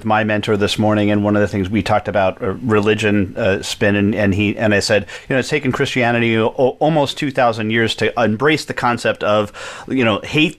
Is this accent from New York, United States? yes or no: yes; New York, United States; I grew up in New York